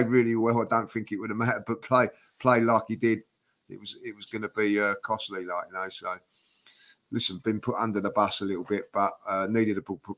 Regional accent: Mauritius; I am Mauritius. I am from Mauritius, guys.

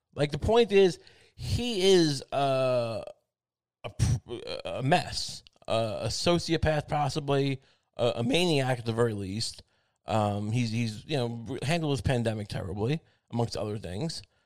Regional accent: Long Island, New York, United States; I'm from Long Island

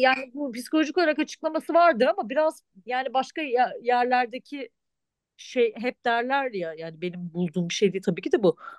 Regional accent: Turkey; moved away; ben Türk'üm

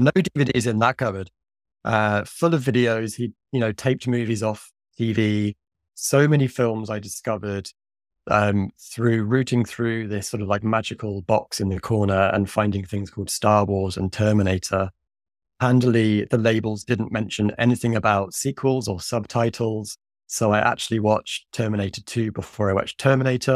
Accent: Suffolk, East of England, United Kingdom; now in London, United Kingdom; our tiny little local independent cinema in my hometown in Suffolk, in the east of England

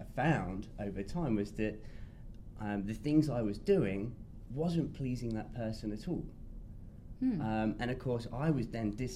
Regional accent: England, United Kingdom; England. Yes, I'm British

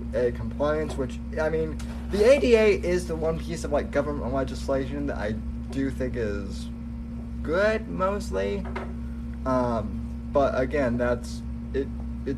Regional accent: Colorado, United States; moved away as an adult; now in Florida, United States; I'm born and raised in Colorado. So I actually moved in 2013 to Florida after I graduated high school

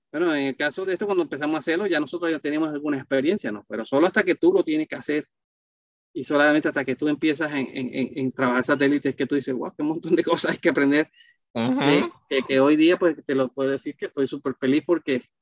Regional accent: Barranquilla, Atlántico, Colombia; El colombiano se me perdió bien fácil porque, fuera te lo dije, este, Barranquilla es una ciudad caribeña bastante parecida a Puerto Rico.

